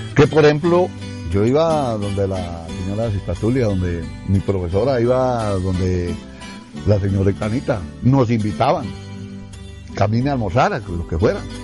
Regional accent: Tibasosa, Boyacá, Colombia; me sentiría orgulloso de ser de mi pueblo Tibasosa

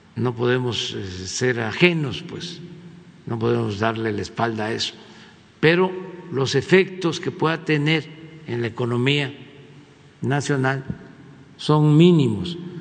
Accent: Mexico

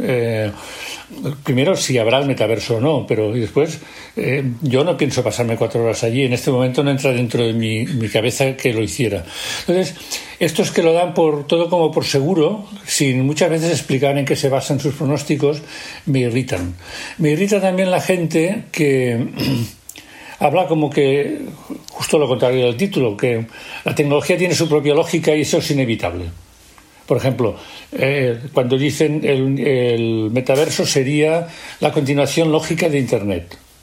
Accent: Catalonia, Spain; en Cataluña estábamos desorientados

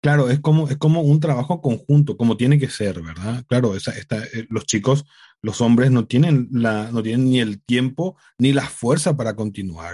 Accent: Paraguay; en Paraguay, en mi país

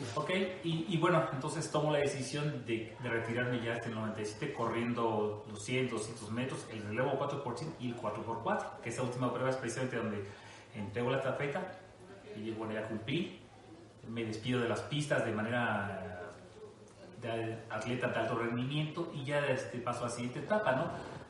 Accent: Costa Rica, Veracruz, Mexico; moved away; Yo soy eh, oriundo de Costa Rica, Veracruz, una pequeña ciudad allá en el norte de Veracruz

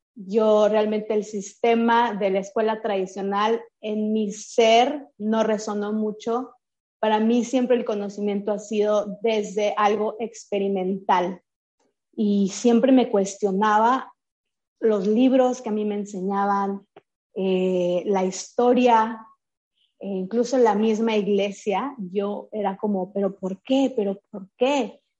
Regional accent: Chihuahua, Mexico; Yo crecí, nací en Chihuahua, en el norte de México.

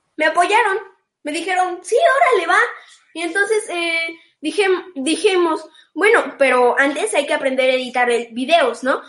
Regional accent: Xalapa, Veracruz, Mexico; also born or lived in Mexico City; cuando regresé de nuevo a la ciudad de Jalapa, do-, de donde yo nací

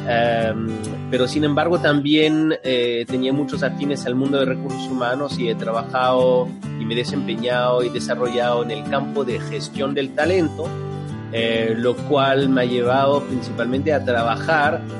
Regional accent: France; moved away as an adult; also born or lived in Santiago, Chile; Yo nací en Santiago, en Chile, eh, crecí en Francia, llegué a Francia cuando tenía tres años de edad eh, y, he vivido ahí hasta los 23.

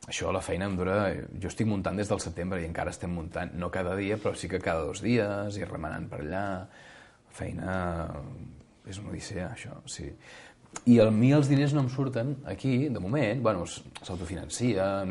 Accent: Catalonia, Spain; més com que som catalans, auto, donar-se autobombo

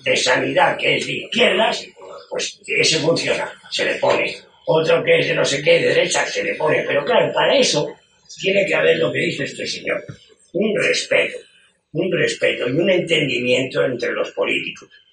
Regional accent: Spain

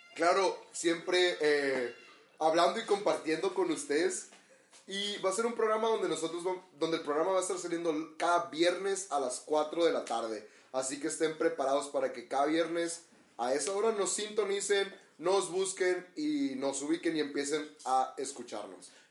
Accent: Hermosillo, Sonora, Mexico; nosotros somos de Hermosillo, Sonora

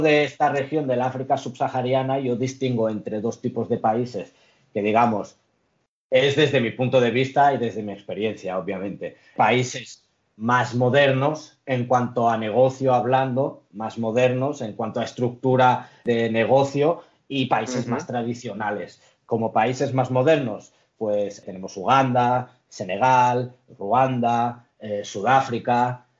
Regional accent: Lloret de Mar, Catalonia, Spain; moved away as an adult; now in Barcelona, Spain; mis padres llegaron a España hace 50 años o algo así, yo he nacido aquí. Eh, soy de Lloret de Mar

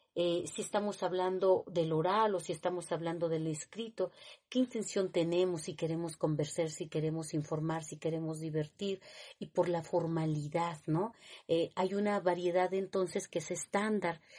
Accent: Mexico City, Mexico; yo nací en Tlatelolco

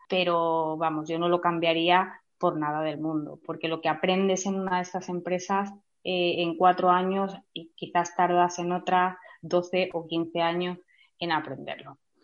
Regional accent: Melilla, Spain; yo eh, he nacido en Melilla

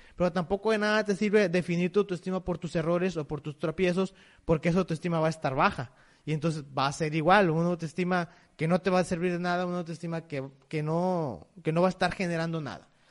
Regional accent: Mexico; como mexicanos

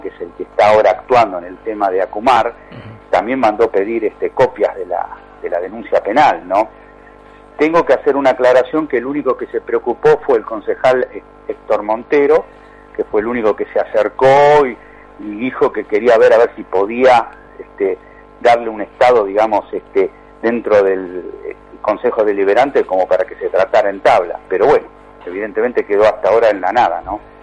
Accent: Lanús, Buenos Aires Province, Argentina; soy nacido y criado en Lanús

